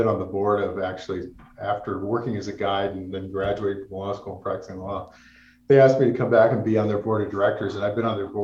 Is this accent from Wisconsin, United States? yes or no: no; Placerville, California, United States; I grew up in Placerville, California, which is in the foothills of the Sierra.